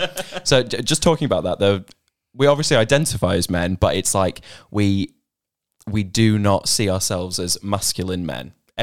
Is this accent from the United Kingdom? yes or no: yes; Warrington, North West England, United Kingdom; now in Australia; I was born in Warrington in the UK